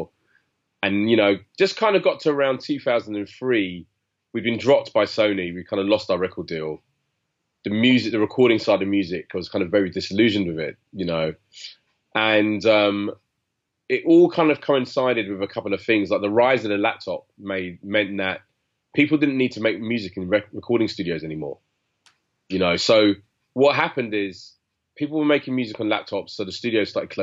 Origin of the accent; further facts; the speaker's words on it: London, United Kingdom; Grew up in South London